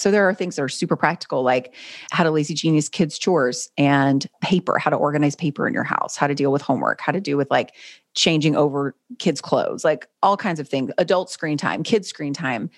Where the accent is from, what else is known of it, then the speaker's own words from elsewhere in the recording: North Carolina, United States; grew up in North Carolina. I was, I've lived in the same city my whole life